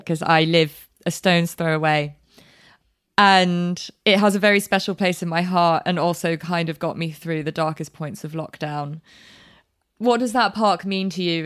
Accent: London, United Kingdom; growing up in London, my year was relatively diverse at school

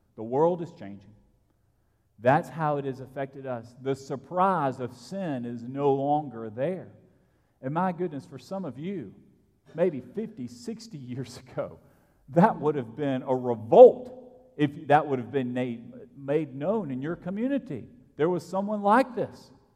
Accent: Alabama, United States; I grew up in Alabama 25 years ago

